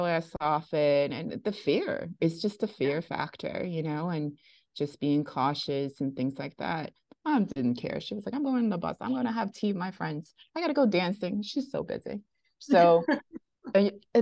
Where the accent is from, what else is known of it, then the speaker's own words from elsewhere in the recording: New York City, New York, United States; I'm from Bensonhurst, Brooklyn